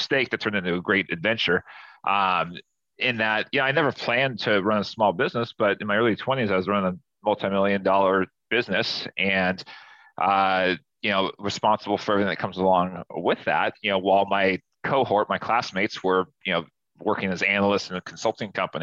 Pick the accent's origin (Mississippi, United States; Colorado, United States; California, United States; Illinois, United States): California, United States; Southern; also born or lived in Newport Beach; So I'm from Southern California. You know, I live in Newport Beach now.